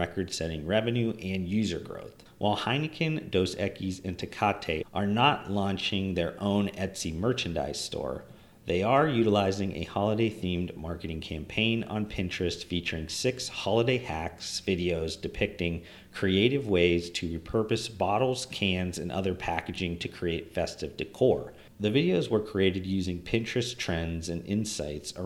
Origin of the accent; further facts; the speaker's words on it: Northeast Ohio, United States; snow days were always epic growing up in Northeast Ohio